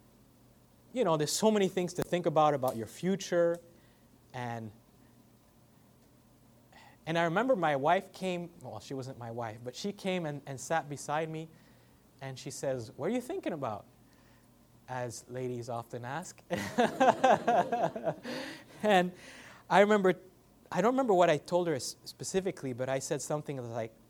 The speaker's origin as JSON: {"language": "English", "country": "Canada", "lives_now": "Ontario, Canada", "said": "I'm Canadian, I'm half white, half black, so I'm a mix"}